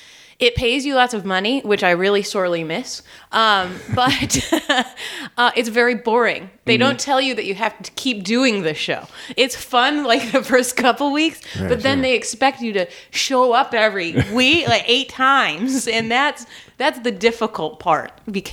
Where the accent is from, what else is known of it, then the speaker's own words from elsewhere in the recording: Minnesota, United States; moved away; No, I'm from Minnesota.